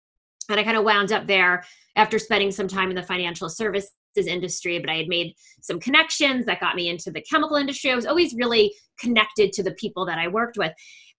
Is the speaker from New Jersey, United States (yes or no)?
yes; New Jersey, United States; accent: New York; now in Cherry Hill, United States; You might hear in my accent that I have more of a New York accent. I moved from northern New Jersey, where our city was New York, down to southern New Jersey, where the city is Philadelphia.